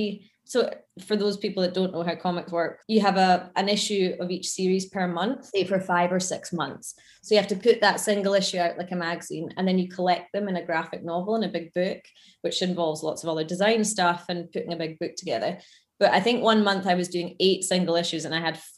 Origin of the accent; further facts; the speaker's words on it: Scotland, United Kingdom; moved away as an adult; also born or lived in London; being from Scotland